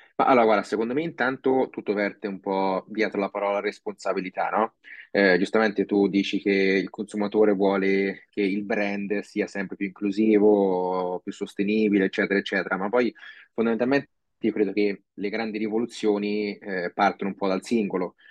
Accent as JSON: {"language": "Italian", "town": "Castelfidardo", "region": "Marche", "country": "Italy", "also_born_or_lived": "Osimo / Australia", "said": "noi siamo ad Osimo fondamentalmente, anche se io sono di Castelfidardo"}